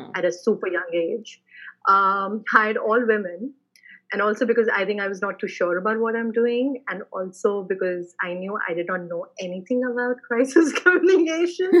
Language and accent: English; Jammu, Jammu and Kashmir, India; I come from a very small city in India. It's called Jammu, which is in Jammu, Kashmir